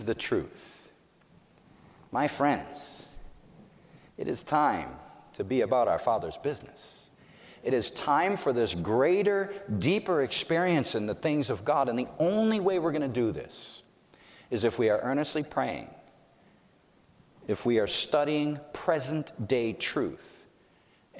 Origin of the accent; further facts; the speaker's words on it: Massachusetts, United States; I'm from Massachusetts